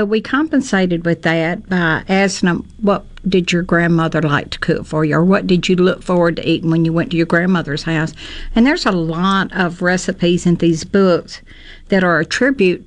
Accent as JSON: {"language": "English", "region": "Alabama", "country": "United States", "said": "I'm from Alabama"}